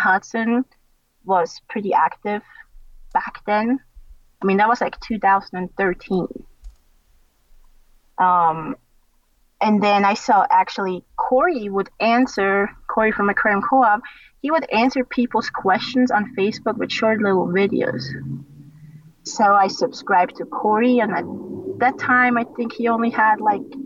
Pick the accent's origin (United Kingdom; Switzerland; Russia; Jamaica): Switzerland; moved away as an adult; now in United States; I was in Switzerland then, because I was born in Switzerland. I grew up in Switzerland.